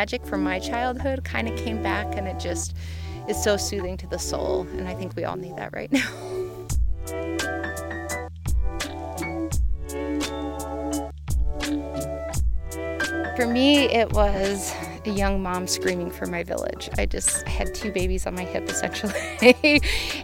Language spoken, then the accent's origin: English; Murray, Utah, United States; now in Moab, United States; I grew up in Salt Lake City, but in a town called Murray